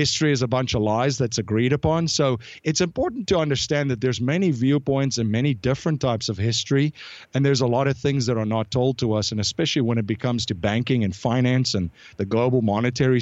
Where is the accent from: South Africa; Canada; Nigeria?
South Africa; growing up in South Africa, I grew up in a pretty interesting